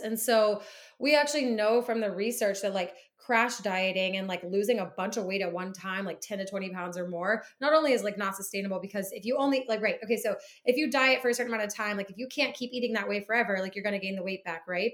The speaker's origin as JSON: {"language": "English", "region": "Midwest", "country": "United States", "tie": "born or raised there", "also_born_or_lived": "South Carolina", "moved": "as an adult", "lives_now": "Boston, United States", "said": "I grew up in the Midwest."}